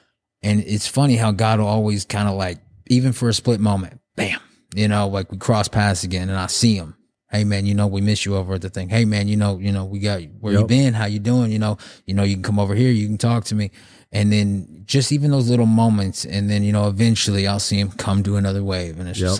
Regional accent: Muskogee, Oklahoma, United States; born there; so I was born in Muskogee. My mom, she's Navajo. She's from the reservation in Arizona, the Navajo reservation.

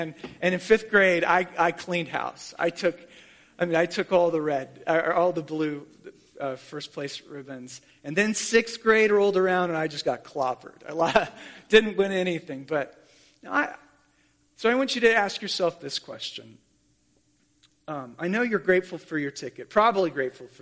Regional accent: Columbia, South Carolina, United States; I was born in Columbia, South Carolina to Dale and Carol Cheney

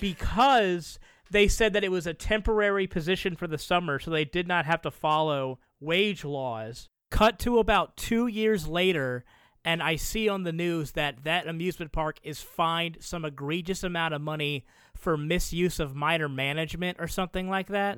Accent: the South, United States; I grew up in the South

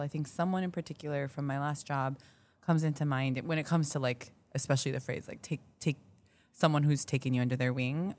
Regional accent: Minneapolis, Minnesota, United States; moved away as an adult; also born or lived in Daegu, South Korea; now in Chicago, United States; I was born in Tegu, South Korea, uh, but I grew up in Minneapolis

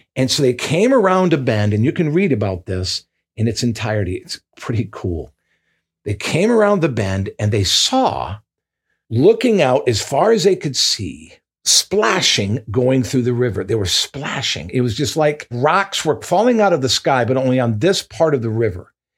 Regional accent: Michigan, United States; moved away; my home state of Michigan

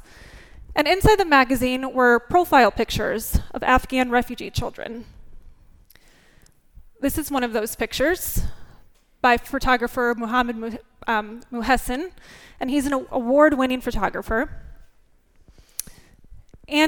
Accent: northern Indiana, United States; growing up in northern Indiana farm country, as a 4-H'er and Little League kid

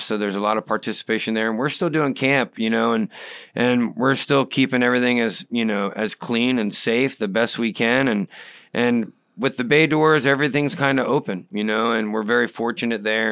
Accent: Brandon, Florida, United States; also born or lived in Islip, Long Island, New York; we landed in Brandon

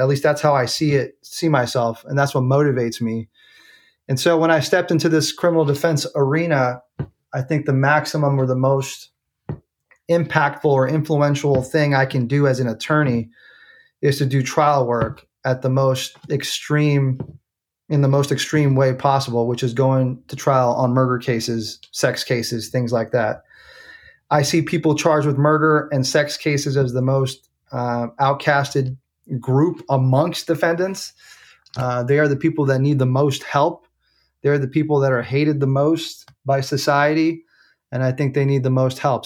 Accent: San Francisco, California, United States; moved away as an adult; now in Oakland, United States; I grew up in San Francisco. I was born in the city, went to high school out there

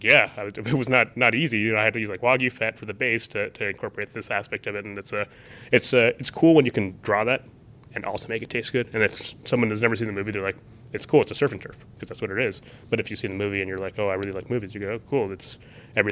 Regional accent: Columbus, Ohio, United States; I grew up in the Midwest.

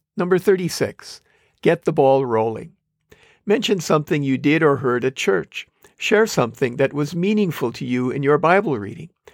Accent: Manitowoc, Wisconsin, United States; moved away; also born or lived in Compton, California / San Dimas, California; I grew up in Manitowoc, Wisconsin, saying crick

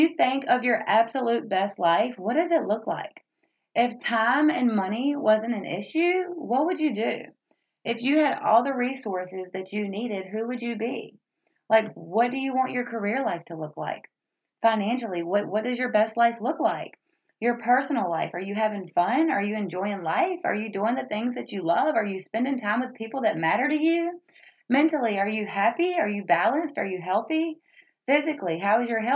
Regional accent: Roanoke Rapids, North Carolina, United States; I was born and raised in the South, as I mentioned before, from the great big city of Roanoke Rapids, North Carolina

